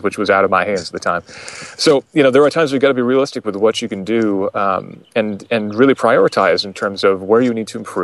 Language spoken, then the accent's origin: English; Vermont, United States; I'm from Vermont